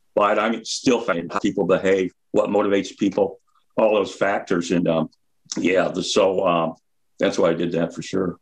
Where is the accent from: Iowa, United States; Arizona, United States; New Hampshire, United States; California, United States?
Iowa, United States; Fort Dodge; I grew up in Fort Dodge